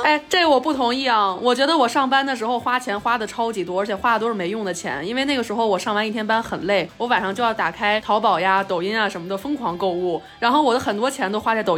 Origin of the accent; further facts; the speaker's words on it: Beijing, China; 我作为一个北京人